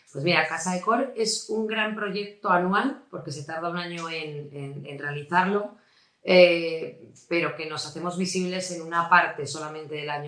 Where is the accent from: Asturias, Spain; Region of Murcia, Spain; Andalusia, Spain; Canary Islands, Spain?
Asturias, Spain; Avilés; moved away as an adult; also born or lived in Madrid / Oviedo; nací en Avilés, lo que pasa es que, o sea, soy de padre asturiano, pero de madre madrileña.